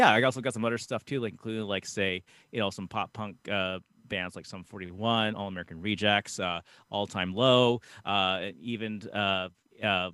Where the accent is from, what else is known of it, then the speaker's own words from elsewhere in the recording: Canada; us being a Canadian group